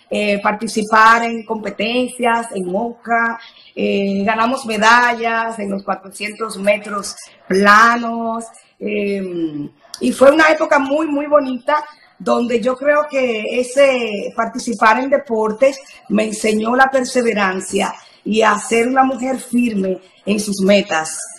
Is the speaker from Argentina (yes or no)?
no; Sabaneta, Antioquia, Colombia; Yo nací en Sabaneta, es mi pueblo maravilloso. Allí crecí, eh, eh, fui muy, muy feliz junto a mis padres, mis tres hermanas.